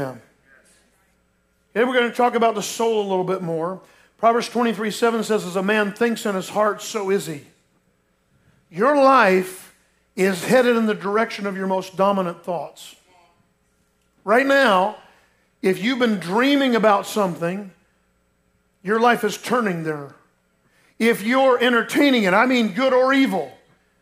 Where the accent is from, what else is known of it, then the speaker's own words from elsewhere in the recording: Lake Mary, Florida, United States; growing up in Lake Mary, Florida, down near Orlando